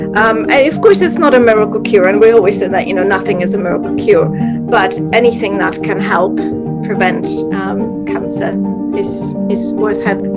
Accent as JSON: {"language": "English", "country": "Czechia", "tie": "born or raised there", "moved": "yes", "said": "growing up in Czech Republic"}